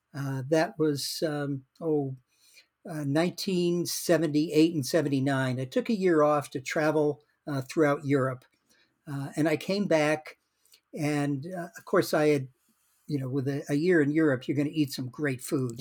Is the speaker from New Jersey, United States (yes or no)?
no; Worcester, Massachusetts, United States; now in Madison, United States; I was born in Worcester, Massachusetts, uh, right, uh, about forty miles, uh, west of Boston